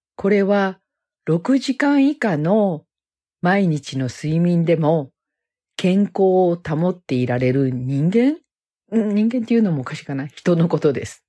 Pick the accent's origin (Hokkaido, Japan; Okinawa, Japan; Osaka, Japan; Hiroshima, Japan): Osaka, Japan; moved away as an adult; now in United States; ふるさとの大阪から国際結婚でアメリカに来て、もうね、25年になります